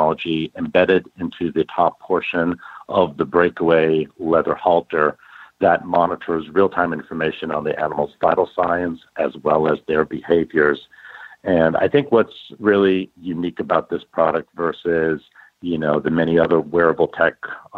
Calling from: Austin, Texas, United States; Yeah, well, I'm actually very glad to say I'm back in Austin, Texas.

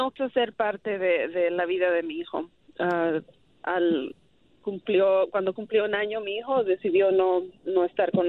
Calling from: Houston, Texas, United States; De Houston.

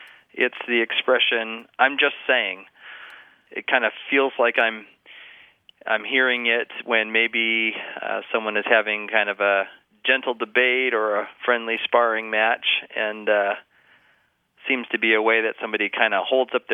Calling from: Fairbanks, Alaska, United States; I'm calling from Fairbanks, Alaska

